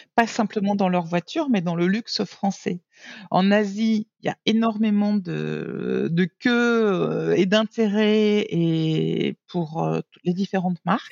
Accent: Nice, Provence-Alpes-Côte d'Azur, France; moved away as an adult; also born or lived in New York / Germany; now in Bangkok, Thailand; en tant que niçoise et née au bord de la mer de la Méditerranée

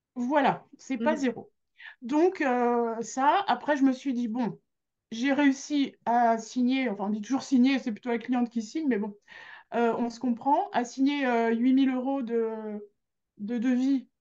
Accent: Grenoble, Auvergne-Rhône-Alpes, France; suis de Grenoble, là je suis née à Grenoble. Euh, quand j'étais au conservatoire de Grenoble

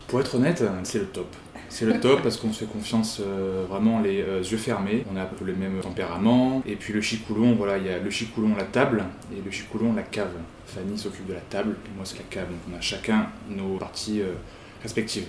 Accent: Marseille, Provence-Alpes-Côte d'Azur, France; moved away as an adult; also born or lived in Paris; revenir dans le sud de la France, à Marseille, parce que je suis marseillais

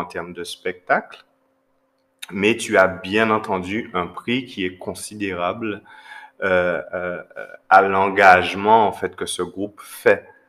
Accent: Guadeloupe; chez nous en Guadeloupe

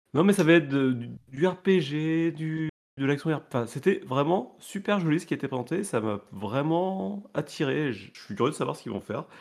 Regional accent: France; je suis français

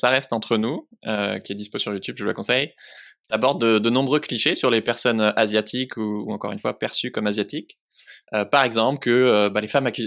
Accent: Grenoble, Auvergne-Rhône-Alpes, France; je suis de Grenoble, je suis française

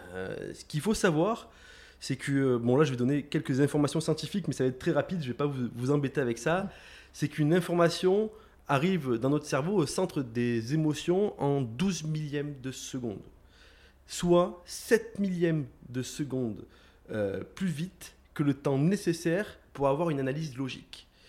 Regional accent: Aix-en-Provence, Provence-Alpes-Côte d'Azur, France; moved away as an adult; also born or lived in Marseille / Nancy; je suis né sur Marseille, j'ai grandi sur Aix-en-Provence.

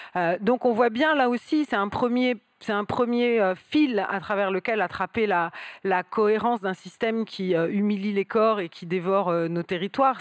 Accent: southern Seine-et-Marne, Île-de-France, France; je viens du sud de la Seine-et-Marne

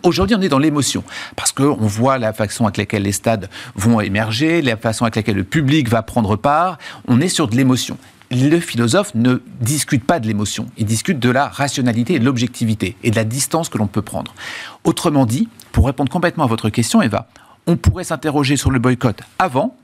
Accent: France; en tant que Français

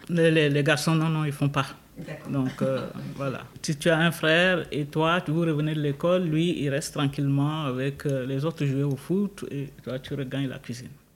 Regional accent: Chad; moved away as an adult; now in Switzerland; je suis d'origine tchadienne. Je suis arrivée en Suisse depuis 1993

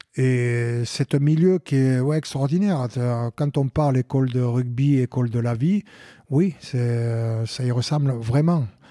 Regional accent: Lot valley, Lot-et-Garonne, Nouvelle-Aquitaine, France; also born or lived in Tonneins / London; now in Agen, France; je suis né euh, à Tonens, vallée de Garonne, mais j'ai vécu euh, dans la vallée du Lot, à Bourran, dans un petit village

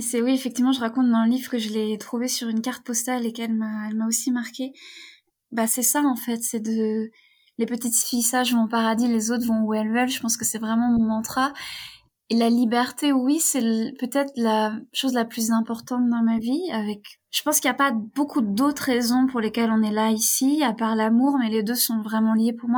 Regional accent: near Rennes, Brittany, France; moved away; also born or lived in Turkey; j'ai grandi euh, près de Rennes

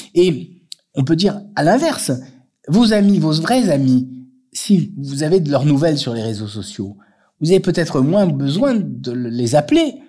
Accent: France; nous en tant que Français

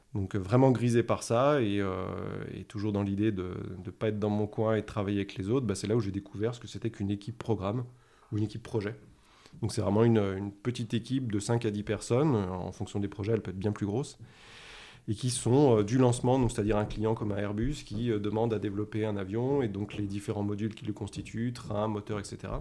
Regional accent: the Alps, France; je viens des Alpes et tu as raison, on partage ça. Euh, je pense que ça a été une chance de grandir là-bas

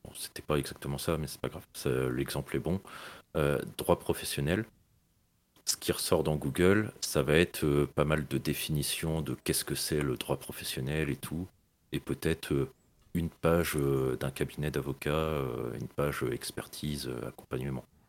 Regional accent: Brittany, France; je suis breton

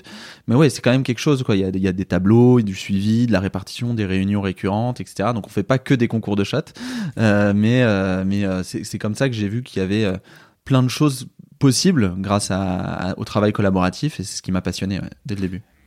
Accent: Paris, Île-de-France, France; J'habite à Paris, je suis parisien.

